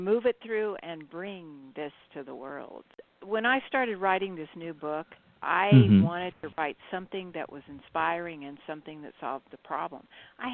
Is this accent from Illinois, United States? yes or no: no; Central California, United States; moved away as an adult; also born or lived in Fullerton, California; now in Ashland, United States; I was born in Central California